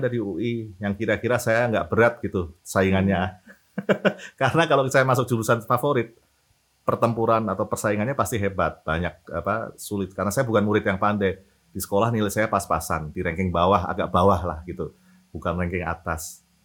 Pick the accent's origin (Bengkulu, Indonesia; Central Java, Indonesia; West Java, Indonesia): Central Java, Indonesia; Semarang; moved away as an adult; also born or lived in Depok; now in Jakarta, Indonesia; saya dari eh, lahir sampai SMA di Semarang